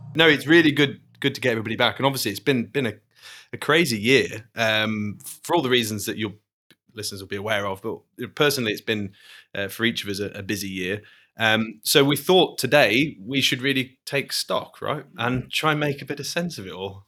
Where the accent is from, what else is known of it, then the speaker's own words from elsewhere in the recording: Manchester, North West England, United Kingdom; moved away as an adult; now in Glasgow, United Kingdom; I'm not Glaswegian, I'm not Scottish, um, but I'm you know I'm British, and I uh, to be honest, it could have it could have been my home city, Manchester